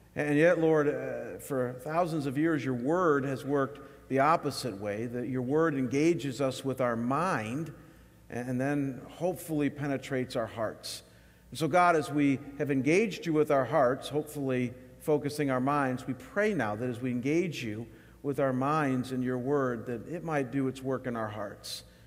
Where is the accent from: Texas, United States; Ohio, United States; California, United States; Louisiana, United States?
Ohio, United States; Chagrin Falls; my hometown of Chagrin Falls, Ohio